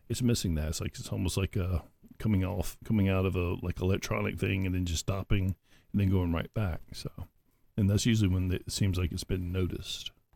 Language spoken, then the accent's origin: English; Auburn, Alabama, United States; I'm from Auburn.